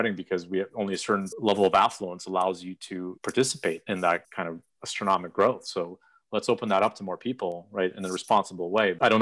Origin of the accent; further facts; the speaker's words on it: Odesa, Odesa Oblast, Ukraine; moved away; I was born in Odessa, which is on the Black Sea coast. Beautiful city. I'm very proud to be from there